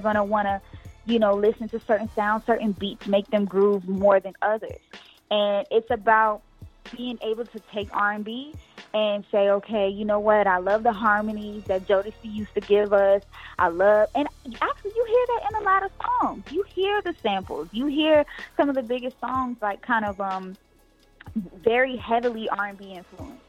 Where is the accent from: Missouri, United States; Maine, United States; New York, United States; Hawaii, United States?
New York, United States; I'm born and raised in New York